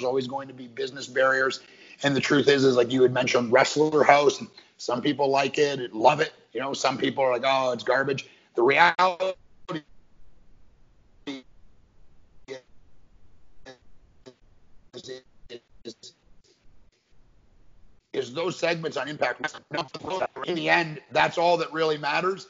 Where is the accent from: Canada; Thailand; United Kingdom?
Canada; growing up in Canada